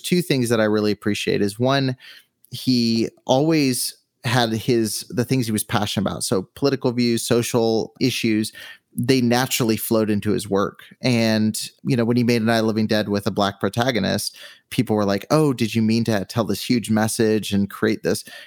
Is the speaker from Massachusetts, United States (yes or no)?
no; California, United States; I grew up in California